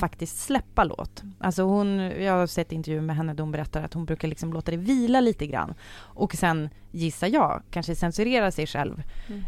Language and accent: Swedish; Sweden; vi svenskar